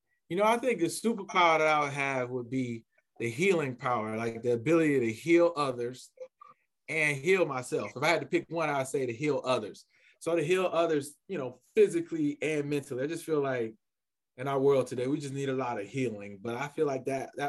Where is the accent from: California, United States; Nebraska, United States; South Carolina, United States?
South Carolina, United States; Columbia; I'm originally from Columbia, South Carolina. Was born and raised there